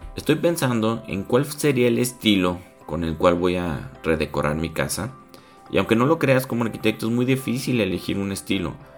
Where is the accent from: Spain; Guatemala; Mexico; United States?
Mexico; Guadalajara, Jalisco; nosotros somos de Guadalajara